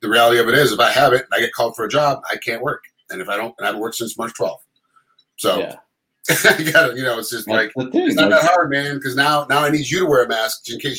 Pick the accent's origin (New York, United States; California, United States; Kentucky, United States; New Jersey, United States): New York, United States; Rochester; moved away; I'm from Rochester, New York.